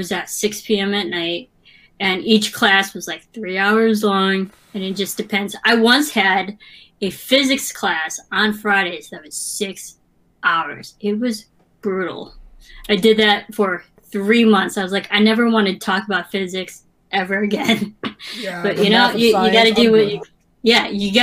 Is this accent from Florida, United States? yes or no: no; Granville, Illinois, United States; now in Los Angeles, United States; My town, so it's called Granville, Illinois.